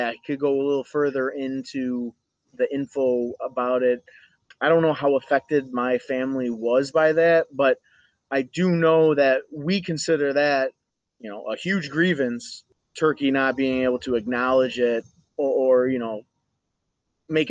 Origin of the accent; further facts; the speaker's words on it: United States; we still keep the Assyrian background, but we're American.